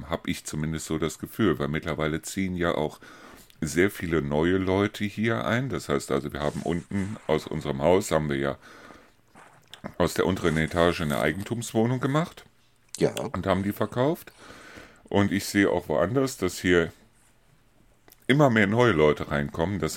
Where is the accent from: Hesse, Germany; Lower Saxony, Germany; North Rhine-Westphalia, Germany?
North Rhine-Westphalia, Germany; Neuss; Ähm, aber da hat es funktioniert, weil ich komme aus Neuss-Reuschenberg. Das ist so ein, so ein Vorort von Neuss. Wir haben auch 7.500 Einwohner irgendwie so um den Dreh.